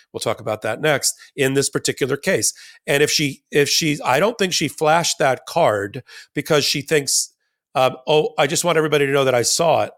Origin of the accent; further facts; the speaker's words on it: New York, United States; I grew up in New York